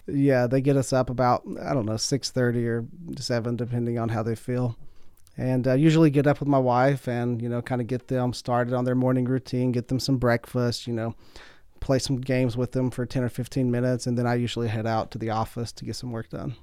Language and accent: English; Pike County, Kentucky, United States; I'm from Pike County. It's about three hours east of here. You can tell by the accent